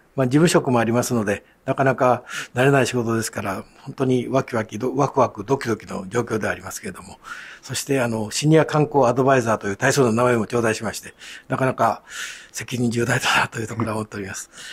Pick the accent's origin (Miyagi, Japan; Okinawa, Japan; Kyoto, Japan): Kyoto, Japan; 京都生まれ